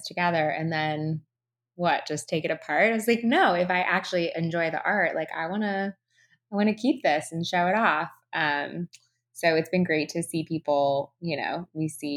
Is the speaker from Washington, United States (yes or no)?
no; California, United States; now in New York, United States; I am from California